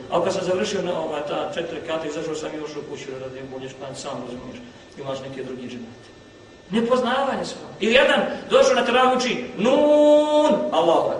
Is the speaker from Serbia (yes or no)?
no; Bosnia & Herzegovina; kod nas u Bosni